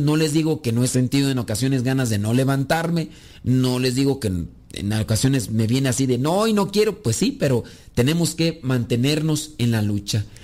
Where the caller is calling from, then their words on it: Yonkers, New York, United States; lo escucho desde Jonker, Nueva York